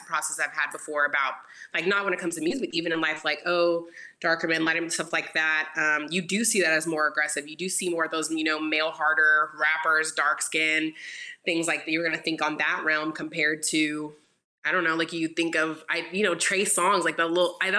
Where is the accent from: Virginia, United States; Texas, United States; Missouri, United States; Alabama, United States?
Texas, United States; Houston; I grew up in Houston